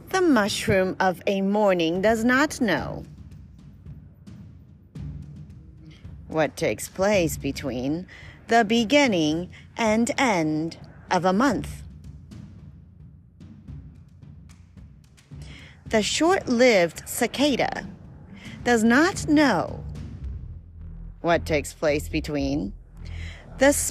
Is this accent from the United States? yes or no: yes; Maryland, United States; We're from Maryland